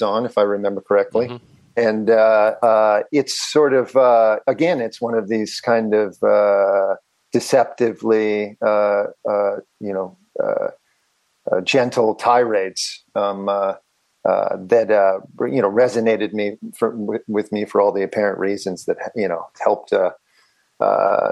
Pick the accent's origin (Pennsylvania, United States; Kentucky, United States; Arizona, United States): Pennsylvania, United States; Philadelphia; I grew up in Catholic, like a very antiquated diocese of Philadelphia Catholic school and Catholic grade school, middle school, and high school.